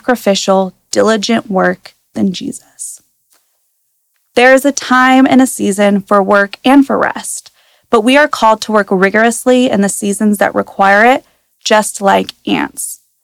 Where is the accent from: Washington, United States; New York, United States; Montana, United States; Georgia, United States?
Washington, United States; Prosser; I was born and raised in Prosser, and as many know, Prosser is a town full of farmers